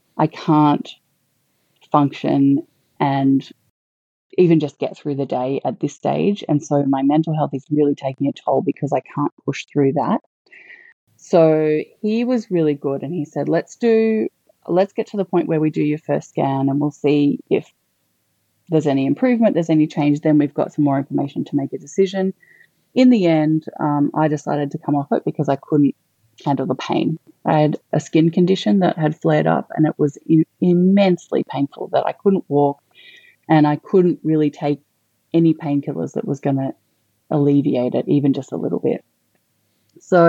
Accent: Canberra, Australian Capital Territory, Australia; also born or lived in Melbourne; now in Queensland, Australia; So I'm originally not from Queensland, but I'm originally from Canberra. So I'd lived in Melbourne for about 14 years

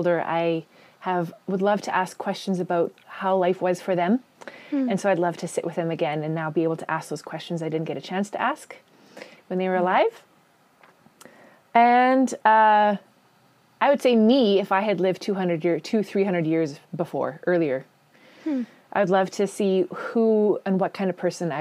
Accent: Pansy, Manitoba, Canada; I grew up in a small farming community in southeastern Manitoba and a place actually called Pansy.

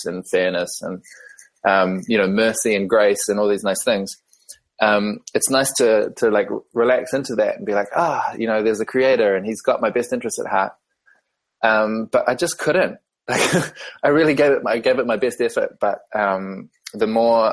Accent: New Zealand; as you can tell from my accent, I was born in New Zealand and, I grew up in a really small, like outside of a small town in the countryside

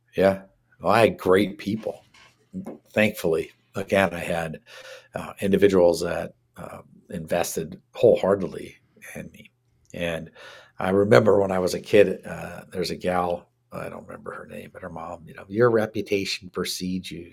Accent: Washington, United States; also born or lived in Canada; I'm from Washington

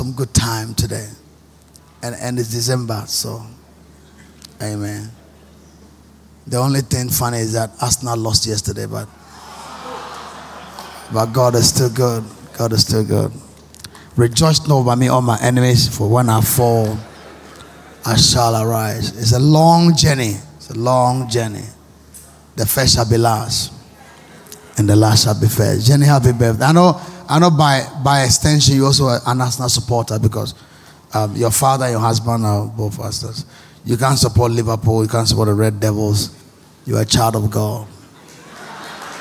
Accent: Ghana; I'm a Ghanaian

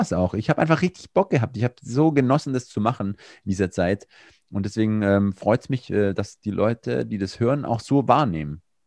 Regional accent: Swabia, Germany; accent: Swabian; ich bin Schwabe

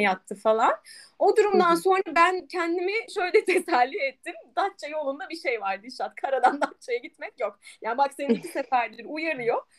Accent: Aegean Region, Turkey; bir Egeli olarak

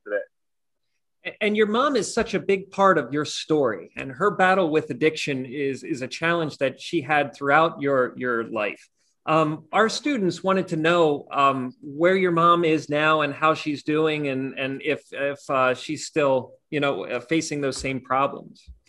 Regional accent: Hagerstown, Maryland, United States; I'm I'm a Maryland boy. I grew up in Western Maryland uh, in the Hagerstown area

